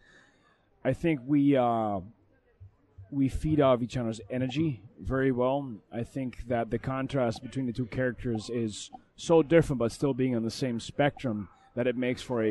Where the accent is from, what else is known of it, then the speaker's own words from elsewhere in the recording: Netherlands; moved away; I come from Holland